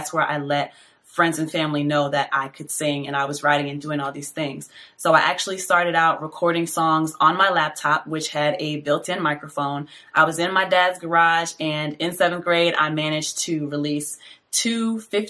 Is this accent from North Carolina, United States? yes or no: yes; Fayetteville, North Carolina, United States; born there; now in Atlanta, United States; I am a singer, songwriter, and audio engineer based out of Atlanta, Georgia. I was born in Fayetteville, North Carolina, to two parents who were in the Army at the time.